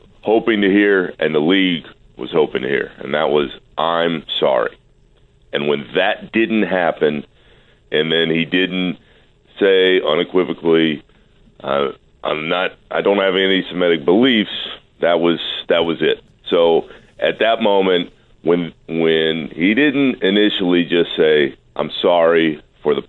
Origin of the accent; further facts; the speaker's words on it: Orlando, Florida, United States; growing up in Orlando